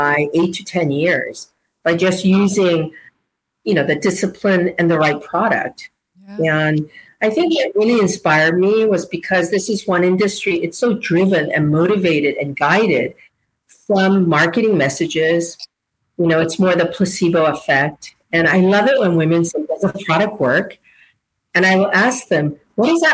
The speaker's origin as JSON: {"language": "English", "country": "South Korea", "tie": "born or raised there", "moved": "yes", "said": "I was born in Korea"}